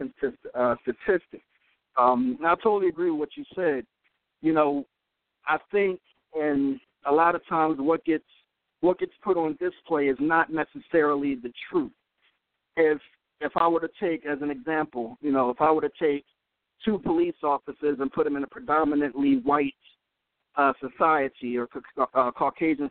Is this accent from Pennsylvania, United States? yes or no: yes; Philadelphia, Pennsylvania, United States; I'm from Philadelphia, born and raised